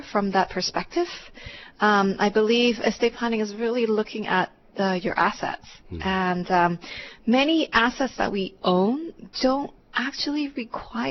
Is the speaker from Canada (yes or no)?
yes; Vancouver, British Columbia, Canada; moved away as an adult; also born or lived in Hong Kong; now in Hawaii, United States; I was actually born in Hong Kong, and my family and I immigrated to Canada when I was about 10. And then I actually went to UBC. I grew up mainly in Vancouver